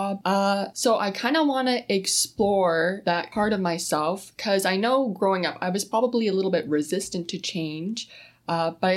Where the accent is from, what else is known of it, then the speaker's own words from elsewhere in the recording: Sault Ste. Marie, Ontario, Canada; I'm born and raised in Sault Ste. Marie